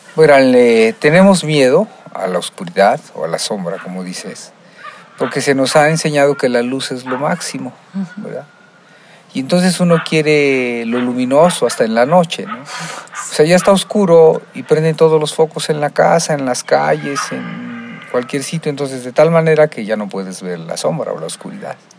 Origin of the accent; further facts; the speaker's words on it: Mexico; nosotros como mexicanos tenemos una idiosincrasia